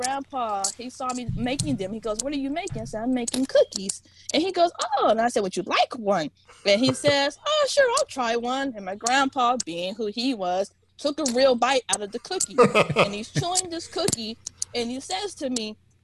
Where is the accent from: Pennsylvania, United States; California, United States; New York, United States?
California, United States; Bakersfield; I grew up in Bakersfield, California